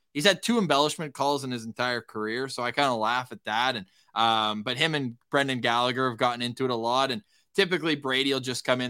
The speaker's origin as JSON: {"language": "English", "town": "Ottawa", "region": "Ontario", "country": "Canada", "tie": "born or raised there", "moved": "yes", "lives_now": "Winnipeg, Canada", "said": "I'm born and raised in Ottawa"}